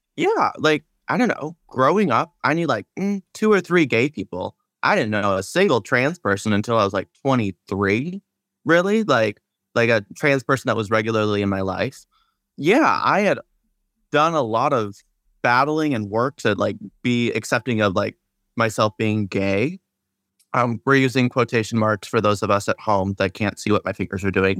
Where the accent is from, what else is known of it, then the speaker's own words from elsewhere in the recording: Seattle, Washington, United States; I'm from Seattle